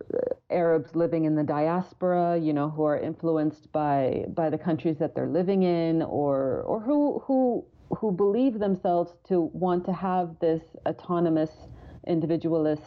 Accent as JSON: {"language": "English", "country": "Kuwait", "tie": "born or raised there", "moved": "yes", "said": "I grew up in Kuwait and I went to, you know, government schools."}